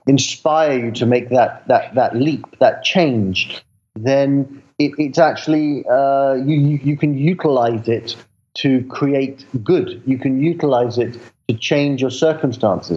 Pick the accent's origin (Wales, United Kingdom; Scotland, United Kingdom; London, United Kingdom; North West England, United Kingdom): London, United Kingdom; I grew up in London